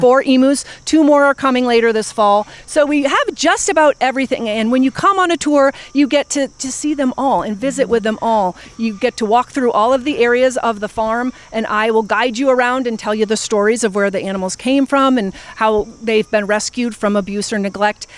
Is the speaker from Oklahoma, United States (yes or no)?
no; Vermont, United States; moved away as an adult; also born or lived in Philadelphia, Pennsylvania; now in Pittsburgh, United States; I'm originally from Vermont